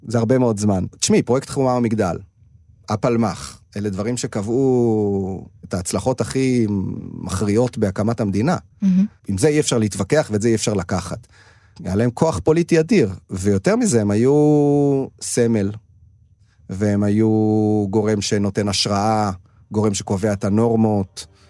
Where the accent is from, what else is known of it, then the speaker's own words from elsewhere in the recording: a kibbutz in the Upper Galilee, Northern District, Israel; moved away as an adult; also born or lived in Tel Aviv; אני במקור מקיבוץ רחוק בגליל העליון